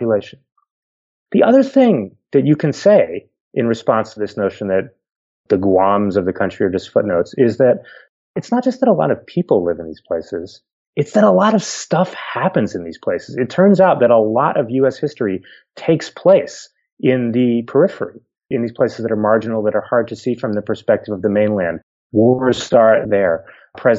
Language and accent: English; Pennsylvania, United States; accent: Pennsylvanian; I grew up in Pennsylvania